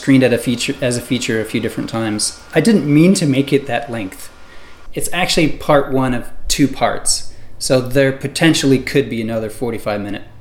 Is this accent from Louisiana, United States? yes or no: no; Northwest Iowa, United States; moved away as an adult; also born or lived in Chicago; Growing up in Iowa, in the early 90s